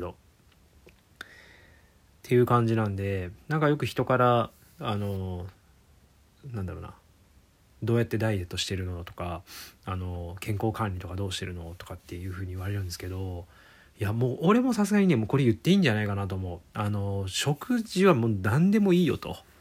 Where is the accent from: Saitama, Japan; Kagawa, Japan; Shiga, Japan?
Shiga, Japan; 僕、あのー、生まれは滋賀県の方なんですけども